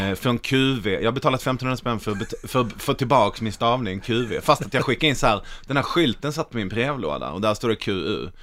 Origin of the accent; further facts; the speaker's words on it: Malmö, Skåne, Sweden; jag är från Malmö